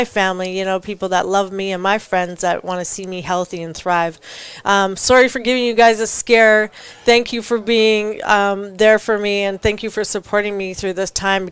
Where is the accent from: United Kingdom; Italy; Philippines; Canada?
Canada; I'm Canadian